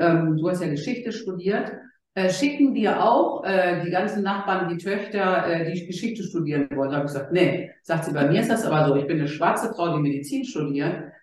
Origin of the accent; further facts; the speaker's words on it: Gelsenkirchen, North Rhine-Westphalia, Germany; ich bin ja in Gelsenkirchen geboren